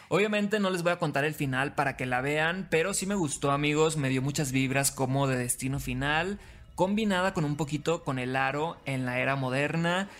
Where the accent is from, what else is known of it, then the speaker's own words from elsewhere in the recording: Mexico; somos mexicanos